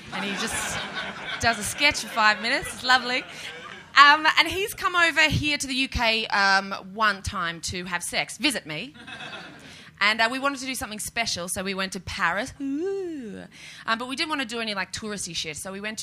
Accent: Australia; moved away as an adult; now in United Kingdom; I know it's not a big deal being here as an Australian

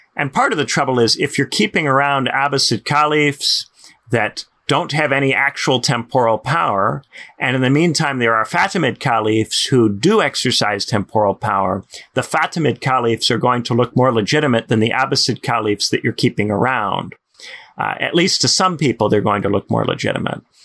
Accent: United States; I'm American

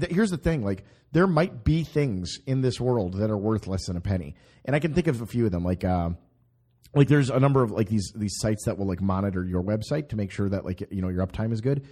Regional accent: Minnesota, United States; I come from Minnesota

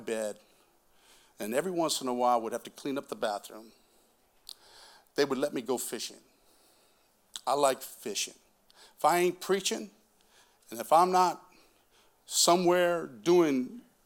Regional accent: Moses Lake, Washington, United States; I grew up in Moses Lake, Washington

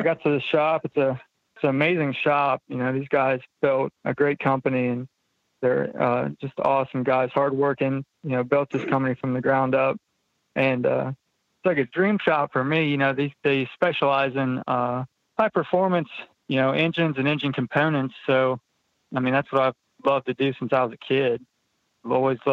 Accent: Loudonville, Ohio, United States; moved away as an adult; now in Maryland, United States; I was born and raised in Loudonville, Ohio

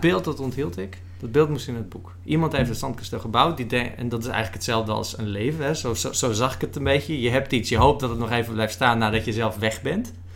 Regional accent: West Friesland, North Holland, Netherlands; West-Friesland, een kop van mhm. Noord-Holland, waar ik vandaan kom

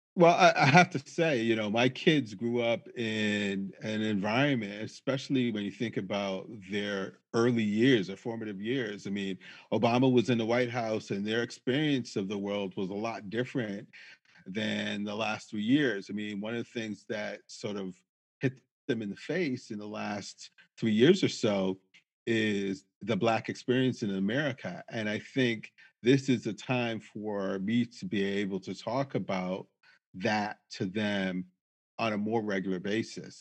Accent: Springfield, Massachusetts, United States; now in Manchester, United States; I grew up in Springfield, Massachusetts, which was significantly more diverse than Manchester.

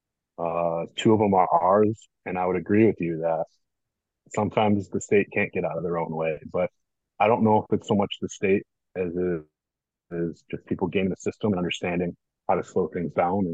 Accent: Northbrook, Illinois, United States; I grew up in Northbrook, which is North Shore of Chicago

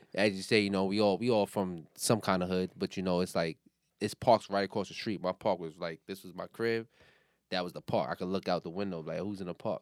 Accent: New York City, New York, United States; now in Baltimore, United States; I'm from Brooklyn, New York

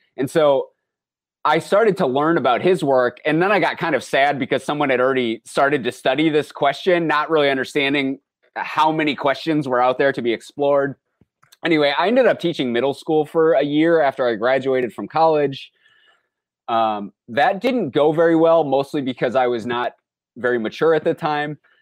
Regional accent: Minnesota, United States; I grew up in Minnesota

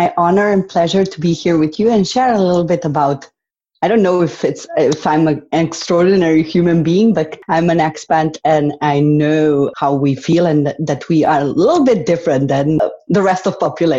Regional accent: Slovenia; first language Slovene; English is a second language; moved away as an adult; now in Sweden; my parents are from Bosnia and I was born and raised in Slovenia.

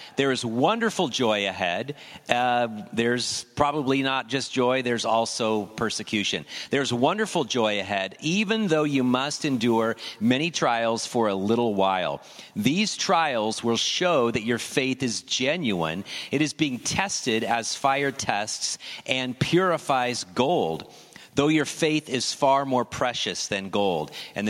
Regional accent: United States; we struggle with this as American Christians

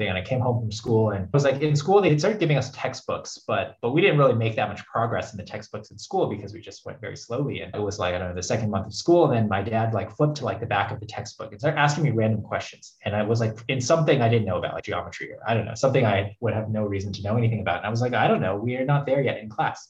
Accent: Phoenix, Arizona, United States; English is a second language; also born or lived in Hubei, China; I was born in China in Hubei province. And I came to the US like many people when I was just a kid. I was around six when I came to the US. And grew up in Phoenix

